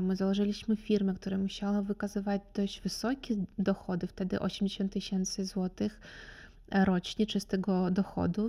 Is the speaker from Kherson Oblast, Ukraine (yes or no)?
yes; Kherson, Kherson Oblast, Ukraine; Polish is a second language; moved away as an adult; now in Opole, Poland; pochodzę z Hersonia, to jest Czarne Morze